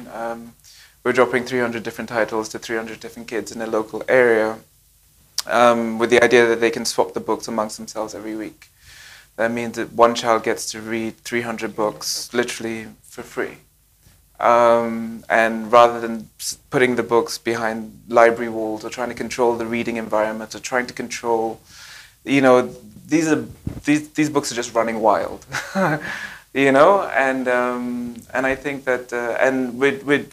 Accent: Nigeria; as a Nigerian

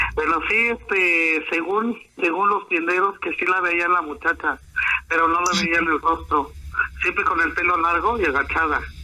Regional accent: Ixhuatlán de Madero, Veracruz, Mexico; now in State of Mexico, Mexico; soy emigrante de aquí en el Estado de México, pero yo soy originario de Ojitalcuayo, municipio de Izhuatlán de Madero.

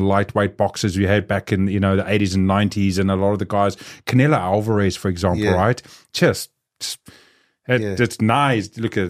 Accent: South Africa; So growing up in South Africa, you know, having street fights there, doing everything else

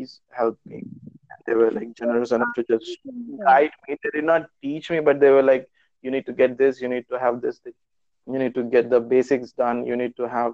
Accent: Hyderabad, Telangana, India; moved away as an adult; now in Magdeburg, Germany; I was born and brought up in Hyderabad, which is in India

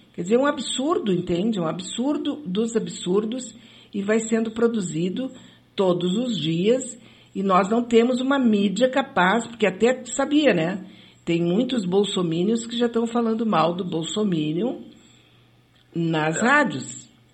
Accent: São Leopoldo, Rio Grande do Sul, Brazil; Era uma coisa bem da minha infância em São Leopoldo. Acabei de me lembrar aqui um pouco do meu, do meu passado leopoldense

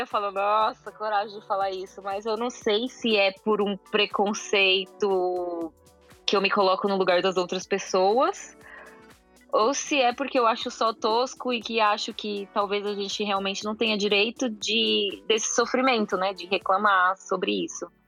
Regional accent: São Paulo, Brazil; also born or lived in Milan; sou de São Paulo

